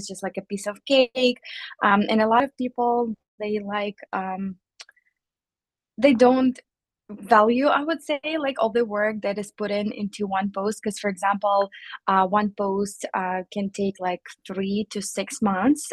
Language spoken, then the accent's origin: English; Ukraine; moved away as an adult; also born or lived in Chicago, United States; now in United States; I'm an immigrant from Ukraine